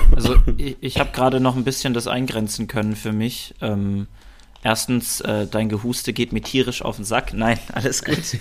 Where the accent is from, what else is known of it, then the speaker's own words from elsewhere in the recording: Germany; also born or lived in Berlin; ich fühle mich als Deutscher. Ich bin deutsch